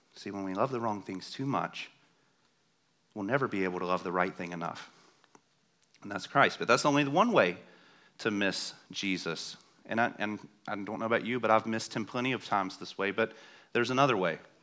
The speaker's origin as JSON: {"language": "English", "region": "the South", "country": "United States", "said": "I'm from the South"}